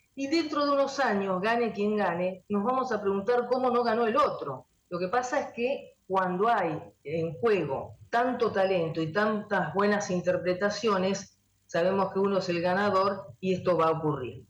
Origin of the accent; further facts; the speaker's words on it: Argentina; nosotros somos argentinos